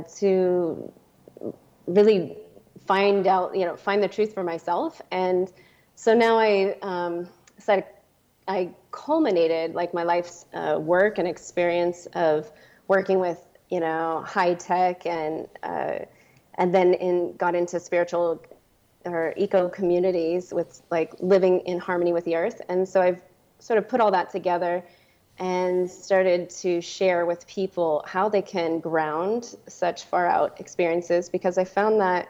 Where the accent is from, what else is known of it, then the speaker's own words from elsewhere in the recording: Silicon Valley, San Francisco Bay Area, California, United States; I am originally from the Silicon Valley. I was born and raised